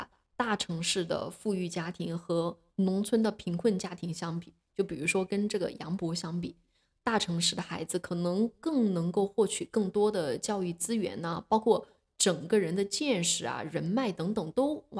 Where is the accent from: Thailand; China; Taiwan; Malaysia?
China; 对，就是造成了，由于我们中国人多，呃，这种高考就变得特别的内卷。